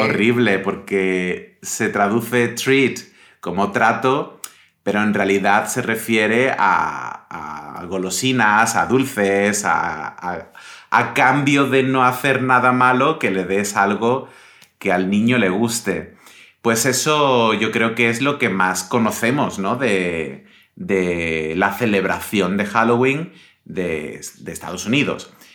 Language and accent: Spanish; Pontevedra, Galicia, Spain; moved away; cuando era pequeño y vivía en Galicia, en Pontevedra